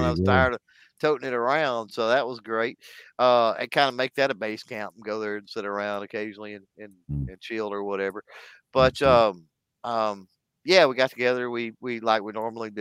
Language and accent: English; Texas, United States; I grew up in Texas